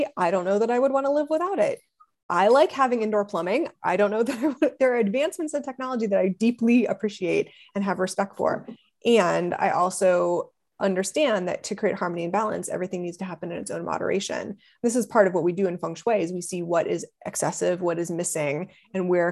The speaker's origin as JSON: {"language": "English", "region": "Ohio", "country": "United States", "also_born_or_lived": "Los Angeles", "moved": "as an adult", "said": "I'm from Ohio"}